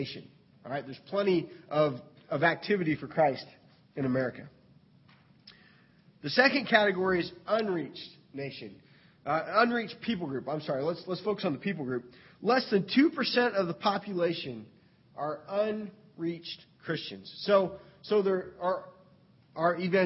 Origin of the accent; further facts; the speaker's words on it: United States; as an American